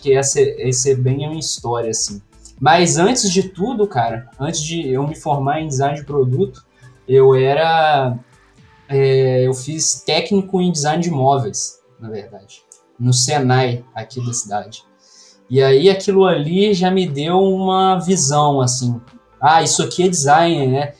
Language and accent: Portuguese; near Juiz de Fora, Minas Gerais, Brazil; accent: mineiro; eu sou mineiro, né? Não sei se dá para perceber pelo sotaque aí. Mineiro de uma cidade aqui bem do sudeste de Minas, perto de Juiz de Fora